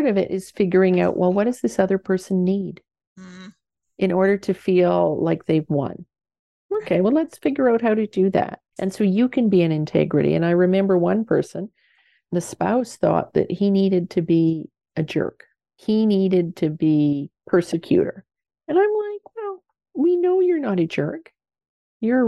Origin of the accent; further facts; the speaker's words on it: Canada; I'm owning being Canadian.